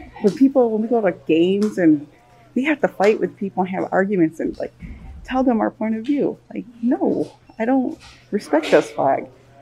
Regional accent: Prairie Island, Minnesota, United States; I am from Prairie Island, Minnesota. It's a Dakota community in Minnesota.

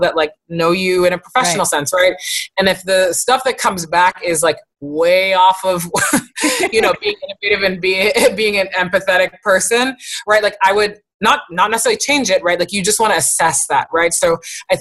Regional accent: East Coast, United States; I come from two Haitian parents and uh-huh. I'm from the East Coast

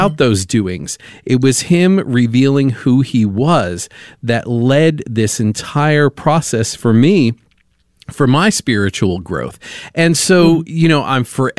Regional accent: New York, United States; I was raised in New York, and so raised in the Catholic Church.

